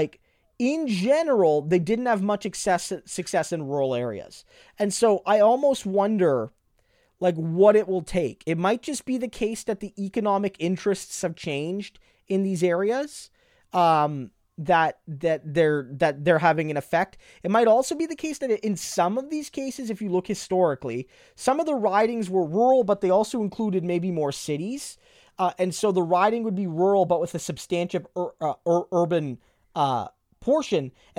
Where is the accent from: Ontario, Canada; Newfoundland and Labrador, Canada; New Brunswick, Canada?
New Brunswick, Canada; I grew up in New Brunswick and lived mostly in the city, and in New Brunswick, the NDP didn't have a lot of success in any case.